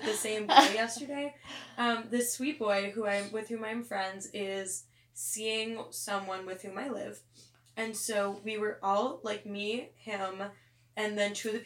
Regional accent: United States; I'm American

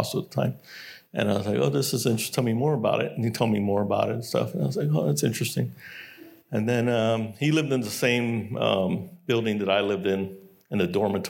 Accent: San Antonio, Texas, United States; also born or lived in Korea; growing up in San Antonio, Texas is a military town

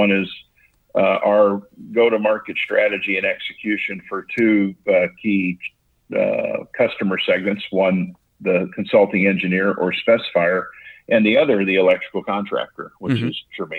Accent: Pittsburgh, Pennsylvania, United States; born there; I was born in Pittsburgh, Pennsylvania, and then moved around quite a bit.

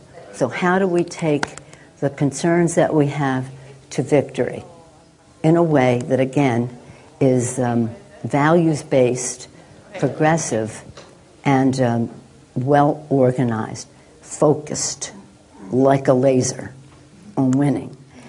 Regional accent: San Francisco, California, United States; Now, I'm a liberal from San Francisco.

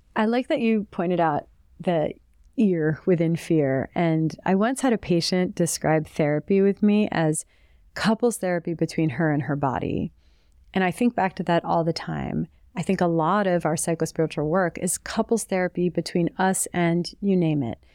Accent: the New York area, United States; I grew up in the New York area in the eighties and nineties.

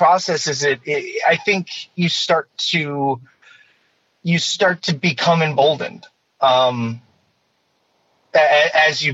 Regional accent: Michigan, United States; moved away as an adult; now in Altadena, United States; growing up in the Midwest

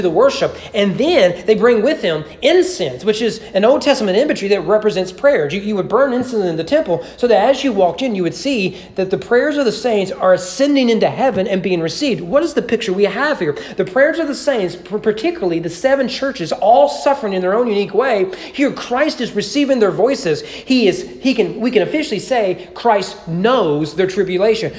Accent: Bible Belt, Southern United States, United States; me being a Southerner growing up in the Bible Belt

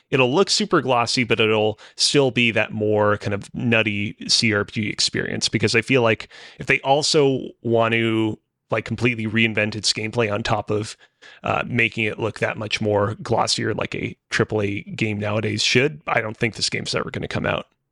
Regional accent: Montreal, Quebec, Canada; was born and raised in Montreal, still currently lives in it.

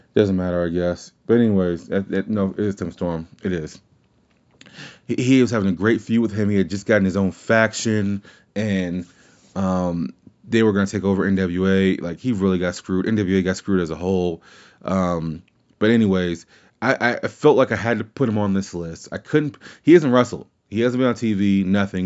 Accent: New Orleans, Louisiana, United States; I'm from New Orleans.

